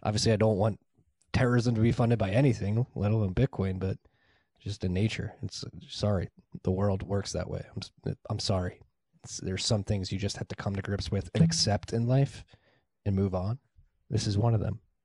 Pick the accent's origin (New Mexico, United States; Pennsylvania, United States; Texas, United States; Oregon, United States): Pennsylvania, United States; Philadelphia; I'm from Northeast Philly